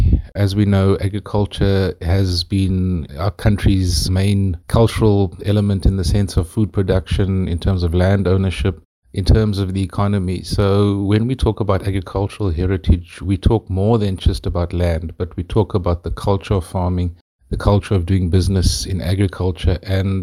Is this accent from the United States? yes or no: no; South Africa; We are proudly South African and we are proudly agriculturalists.